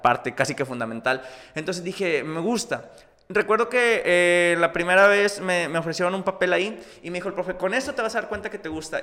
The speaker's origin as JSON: {"language": "Spanish", "town": "Múzquiz", "region": "Coahuila", "country": "Mexico", "tie": "born or raised there", "also_born_or_lived": "United States / Mexico City", "said": "yo nací en, en, en Palauco, Huila en ahí, municipio de Musquis, y pues toda la vida viviendo allá."}